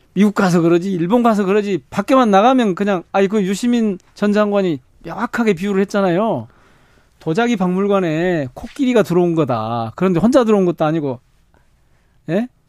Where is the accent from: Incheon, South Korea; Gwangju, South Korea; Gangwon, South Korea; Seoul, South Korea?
Gwangju, South Korea; 제가 광주 출신이고 광주 지역구고